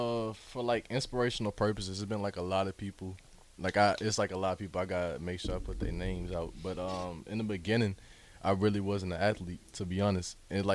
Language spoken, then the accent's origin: English; Memphis, Tennessee, United States; born there; also born or lived in Atlanta; Because I was born in Memphis, but I had to move to Atlanta.